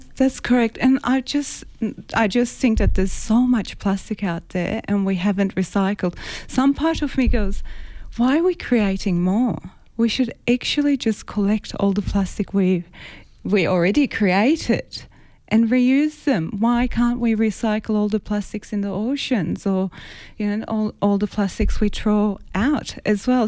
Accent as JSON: {"language": "English", "country": "Cyprus", "tie": "born or raised there", "moved": "yes", "said": "I grew up grew up in an island, so I'm originally from Cyprus, and I grew up near a water."}